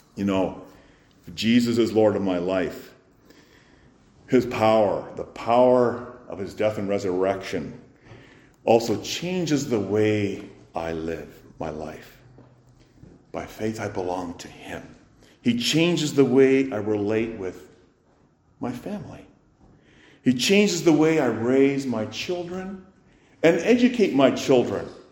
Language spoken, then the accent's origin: English; Canada; as Canadian citizens, of course, we observe Remembrance Day